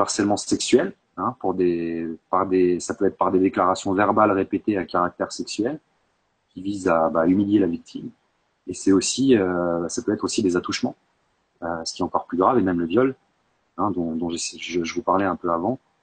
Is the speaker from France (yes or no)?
yes; Bourg-Saint-Maurice, Auvergne-Rhône-Alpes, France; also born or lived in Grenoble; j'étais au collège à Bourg-Saint-Maurice, même si je suis né à Grenoble. Euh, mes parents sont, sont, venus en Savoie, j'avais 7 ans